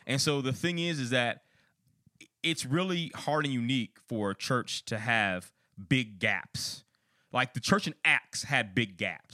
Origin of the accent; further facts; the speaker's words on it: outside Chicago, Illinois, United States; I'm from Illinois. I'm from outside Chicago